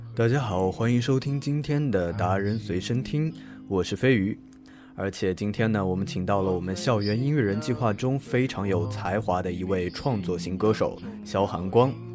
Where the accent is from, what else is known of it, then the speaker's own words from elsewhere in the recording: Wuxi, Jiangsu, China; 无锡呢，也是我的家乡